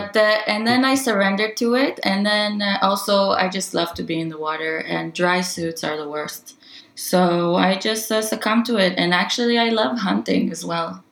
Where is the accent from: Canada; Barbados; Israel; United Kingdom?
Israel; also born or lived in northern Norway; now in Tromsø, Norway; I'm originally from Israel